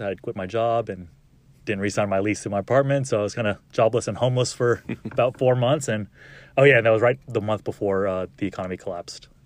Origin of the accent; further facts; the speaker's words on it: Arlington, Texas, United States; also born or lived in El Paso, Texas; I was born in El Paso, grew up in Arlington